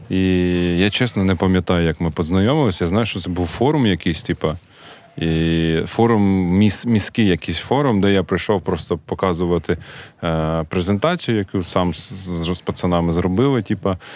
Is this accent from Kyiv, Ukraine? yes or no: no; Kharkiv, Kharkiv Oblast, Ukraine; І завжди кажуть, що ми з Харкова. От у нас така, типу, харківська двіжуха, е, гордість народитися в Харкові і далі її прокачувати.